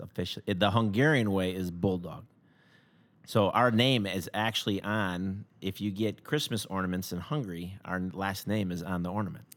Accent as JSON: {"language": "English", "town": "Schaumburg", "region": "Illinois", "country": "United States", "tie": "born or raised there", "also_born_or_lived": "Crystal Lake / Elgin", "said": "I grew up in Schaumburg, uh, my whole life"}